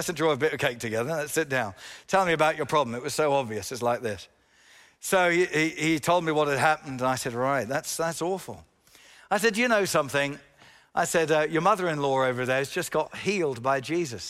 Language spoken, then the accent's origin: English; England, United Kingdom; yes, I'm an Englishman.